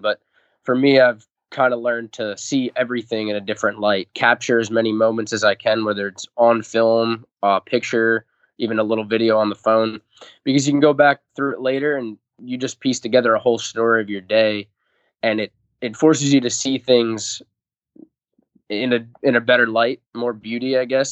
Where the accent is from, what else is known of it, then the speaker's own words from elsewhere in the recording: Long Island, New York, United States; I'm from Long Island, so all the hunting I grew up doing